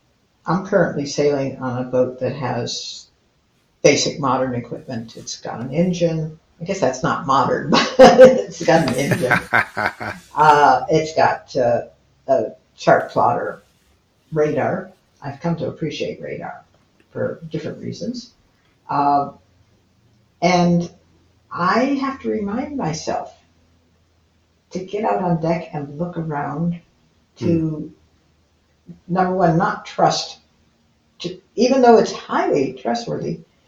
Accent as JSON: {"language": "English", "town": "Detroit", "region": "Michigan", "country": "United States", "tie": "born there", "said": "Well, I was born in Detroit, Michigan"}